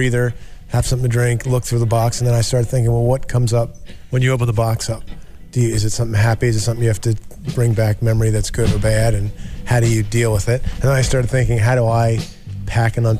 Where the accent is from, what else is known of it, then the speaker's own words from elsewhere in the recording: Long Branch, New Jersey, United States; now in Burlington, United States; I was born in Long Branch, New Jersey